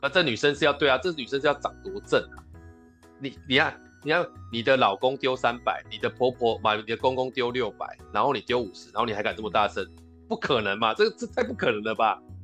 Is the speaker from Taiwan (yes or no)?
yes; southern Taiwan, Taiwan; 我们南部人通常就是讲板的